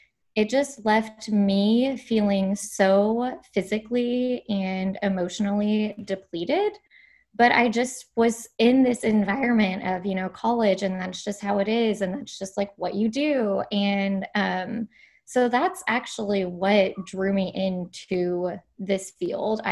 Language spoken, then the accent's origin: English; Kentucky, United States; moved away as an adult; also born or lived in San Diego; I grew up in Kentucky, and then I moved to San Diego right after college for my dietetic internship